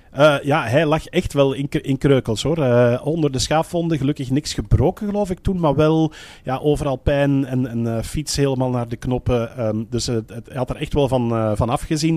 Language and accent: Dutch; Belgium; bij ons in de Belgische pers